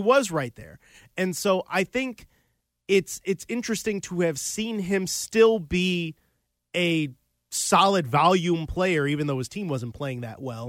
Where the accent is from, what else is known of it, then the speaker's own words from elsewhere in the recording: Chicago, Illinois, United States; I grew up in Chicagoland